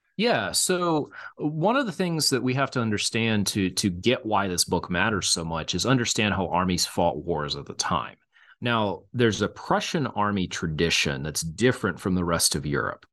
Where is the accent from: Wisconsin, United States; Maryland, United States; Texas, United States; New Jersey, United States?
Texas, United States; now in Kansas, United States; I'm originally from Texas as well